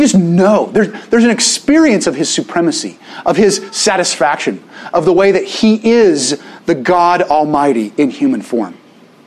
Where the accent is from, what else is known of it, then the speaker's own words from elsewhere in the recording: Little Rock, Arkansas, United States; moved away; I grew up in Little Rock.